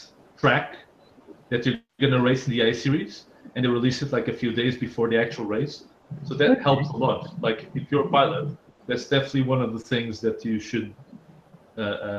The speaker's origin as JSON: {"language": "English", "country": "Portugal", "moved": "yes", "said": "I'm actually from Portugal"}